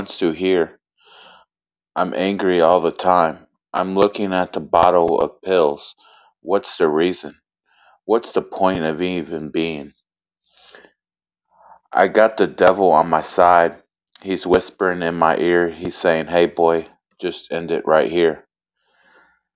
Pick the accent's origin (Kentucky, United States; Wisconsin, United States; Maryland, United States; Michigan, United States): Kentucky, United States; Elizabethtown; I'm from Kentucky. I was raised in Elizabethtown.